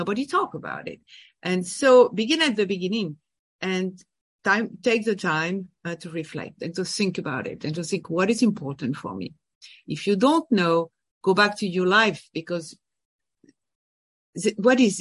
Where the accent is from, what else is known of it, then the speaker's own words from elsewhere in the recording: France; English is a second language; moved away as an adult; also born or lived in Boston / Paris; now in New York, United States; I am from France. I was born and raised in France